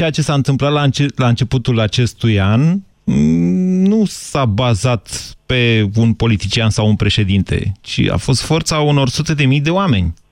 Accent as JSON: {"language": "Romanian", "town": "Iași", "region": "Iași County", "country": "Romania", "also_born_or_lived": "Germany", "said": "eu sunt din Iași."}